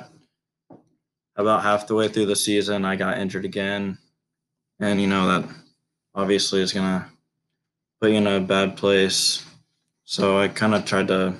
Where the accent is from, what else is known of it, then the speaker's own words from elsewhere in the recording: Richmond, Indiana, United States; I'm originally from Richmond, Indiana, which is right near Ohio on the eastern side